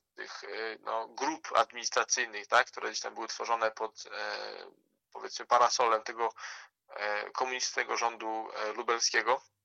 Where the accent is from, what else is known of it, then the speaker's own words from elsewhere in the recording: Boguszów-Gorce, Lower Silesian Voivodeship, Poland; to jest moje rodzinne miasto Boguszów